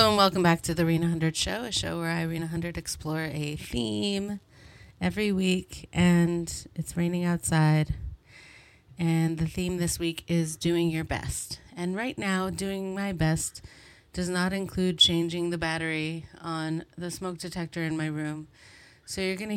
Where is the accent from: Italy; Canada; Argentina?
Canada; Montreal, Quebec; I'm from Montreal